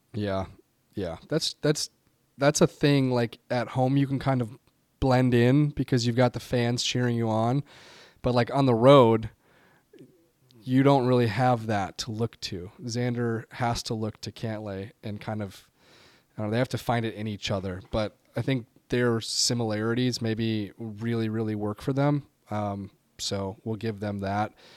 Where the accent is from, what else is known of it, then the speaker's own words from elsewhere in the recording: United States; I'm an American